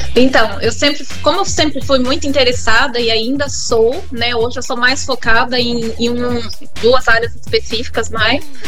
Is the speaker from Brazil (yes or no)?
yes; Cuiabá, Mato Grosso, Brazil; also born or lived in São Paulo / Paraná; now in Jaraguá do Sul, Brazil; eu sou natural do Mato Grosso, morei em São Paulo, morei no Paraná e vim para Jaraguá do Sul depois